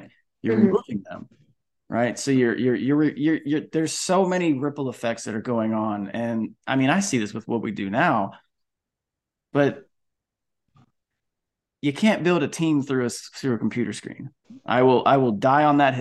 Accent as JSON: {"language": "English", "region": "Florida", "country": "United States", "tie": "born or raised there", "also_born_or_lived": "Bay Area, California", "moved": "yes", "said": "Where I grew up in Florida"}